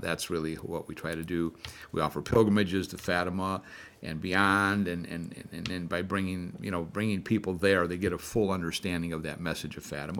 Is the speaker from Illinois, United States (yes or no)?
yes; Chicago, Illinois, United States; now in New Jersey, United States; I am a Chicagoan